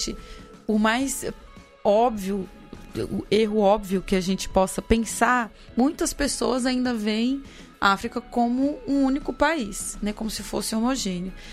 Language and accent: Portuguese; Cerrado, Brazil; Eu que sou nascida no Cerrado, o Cerrado é, é a nossa savana também.